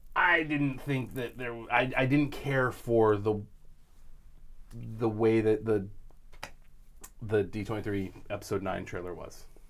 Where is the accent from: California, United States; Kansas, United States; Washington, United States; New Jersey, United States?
California, United States; I grew up in California